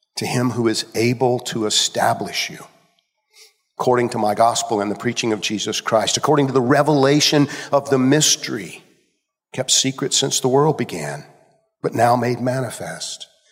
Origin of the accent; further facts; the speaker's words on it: Georgia, United States; I grew up in Georgia